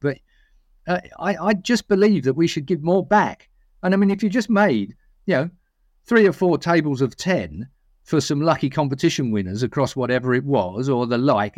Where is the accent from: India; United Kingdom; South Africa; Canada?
United Kingdom; Essex, East of England; I'm from Essex